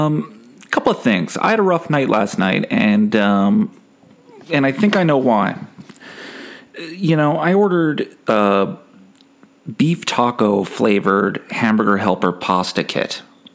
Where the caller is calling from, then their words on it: Canada; I am calling from Canada.